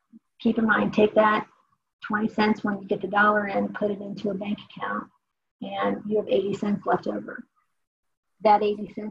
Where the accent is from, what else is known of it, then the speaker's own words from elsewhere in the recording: Dayton, Ohio, United States; moved away; I'm from Dayton, Ohio.